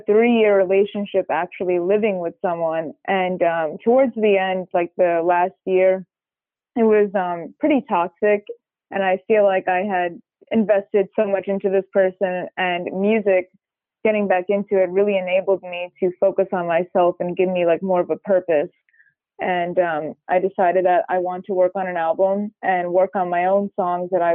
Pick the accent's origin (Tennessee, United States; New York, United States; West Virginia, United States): New York, United States; Long Island; I grew up in Long Island, New York, and I grew up in a very musical household.